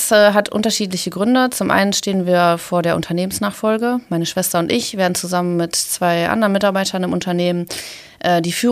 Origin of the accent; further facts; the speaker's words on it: Essen, North Rhine-Westphalia, Germany; und auch hier in Essen haben wir viele Herausforderungen. Und ja, ich möchte meine Heimat, meine Stadt, meine Region, möchte ich mitgestalten